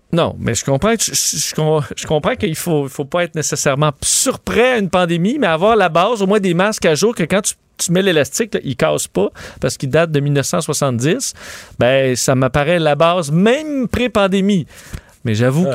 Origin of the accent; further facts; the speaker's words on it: Quebec City, Quebec, Canada; je viens de Québec